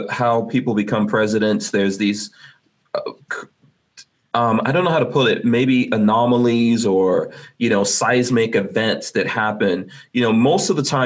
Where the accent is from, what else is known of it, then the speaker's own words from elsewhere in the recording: New York, United States; also born or lived in Guyana; I've been living in America. I grew up in New York